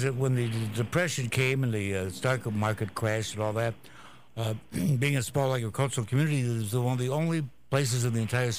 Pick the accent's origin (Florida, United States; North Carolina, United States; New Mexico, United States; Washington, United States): Washington, United States; Walla Walla; I'm from Walla Walla, Washington, which is a small agricultural community.